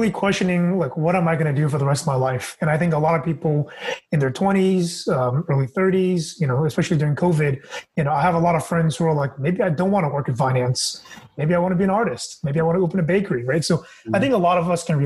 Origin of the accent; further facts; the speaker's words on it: Fremont, California, United States; I'm originally from the Bay Area, born and raised in Fremont